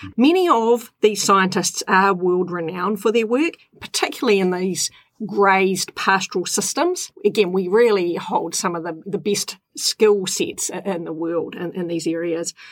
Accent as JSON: {"language": "English", "town": "Tapora", "region": "Auckland", "country": "New Zealand", "tie": "born or raised there", "said": "I grew up in Tapora on the Kaipara Harbour"}